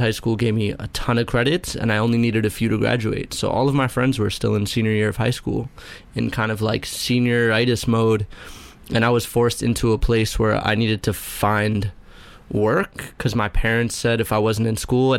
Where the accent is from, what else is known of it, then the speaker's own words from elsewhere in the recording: New York City, New York, United States; born and raised on the Upper West Side of Manhattan